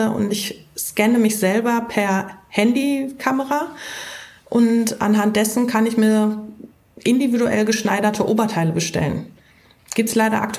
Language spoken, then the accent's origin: German; Dortmund, North Rhine-Westphalia, Germany; Ich jetzt hier habe natürlich das Dortmunder Stadion im Kopf als Dortmunder.